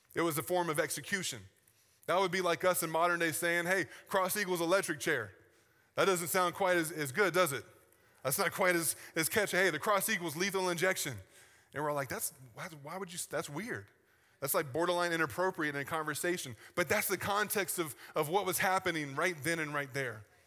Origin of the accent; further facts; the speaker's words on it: the South, United States; I'm from the South